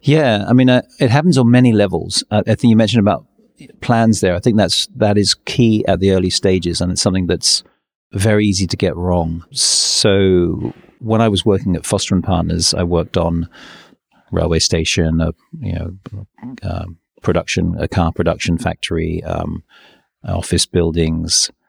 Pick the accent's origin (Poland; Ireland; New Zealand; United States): New Zealand; also born or lived in England; now in London, United Kingdom; so I was born in England, um, but when I was six, my family we all moved to New Zealand, and we went on a on a boat. It's a forty five day trip to New Zealand, and so I grew up in New Zealand.